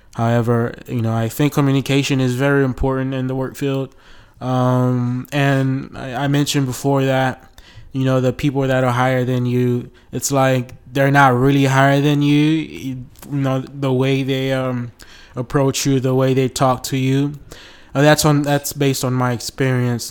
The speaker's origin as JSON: {"language": "English", "country": "United States", "moved": "yes", "lives_now": "Brazil", "said": "I'm from the United States"}